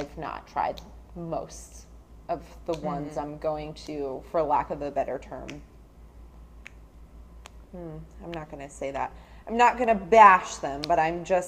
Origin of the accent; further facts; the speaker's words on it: New Jersey, United States; I'm from Jersey. And I'm an ER nurse